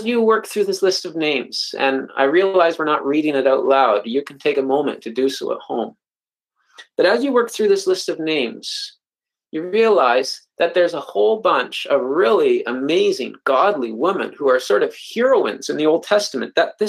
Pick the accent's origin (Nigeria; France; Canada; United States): Canada; I'm a Canadian